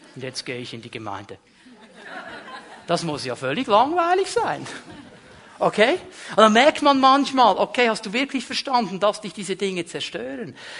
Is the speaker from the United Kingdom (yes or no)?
no; Switzerland; ich bin Schweizer